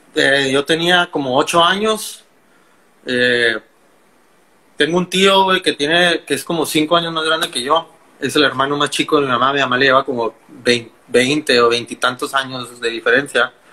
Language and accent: Spanish; Mexicali, Baja California, Mexico; also born or lived in Ensenada; Nací en Ensenada, pero como a los 3, 4 años me vine a vivir a Mexicali. Entonces, prácticamente, soy de aquí